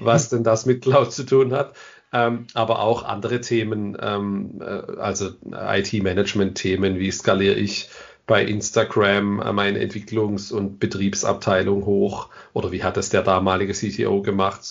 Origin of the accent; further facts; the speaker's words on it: Ländle, Baden-Württemberg, Germany; ich komme aus dem Ländle. Ich hoffe, das hört man nicht am Ende zu arg.